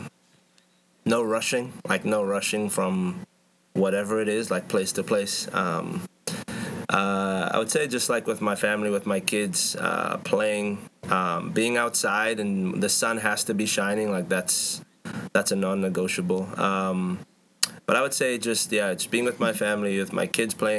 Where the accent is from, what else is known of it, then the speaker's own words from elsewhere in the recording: Cape Town, Western Cape, South Africa; moved away as an adult; I grew up in the most beautiful city in the world, Cape Town in South Africa, right on the tip of Africa. Yeah, that's where I grew up and lived all of my childhood.